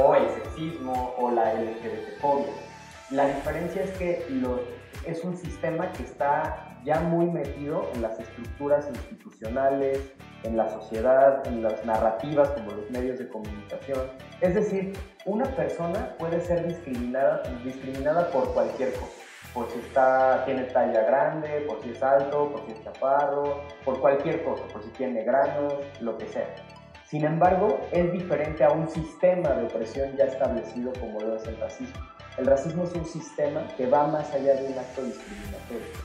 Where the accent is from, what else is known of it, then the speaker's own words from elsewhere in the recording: Mexico; como mexicanas y mexicanos